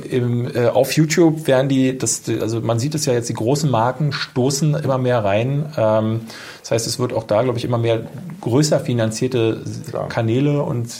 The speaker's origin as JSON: {"language": "German", "region": "Berlin", "country": "Germany", "said": "Ich komme ja aus der Ecke"}